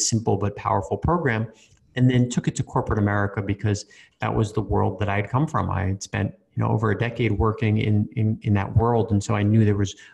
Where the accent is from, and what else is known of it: New York, United States; born or raised there; moved away as an adult; also born or lived in Australia